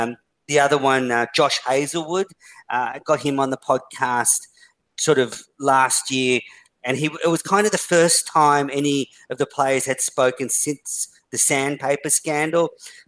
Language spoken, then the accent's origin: English; Australia; but I'm an Aussie.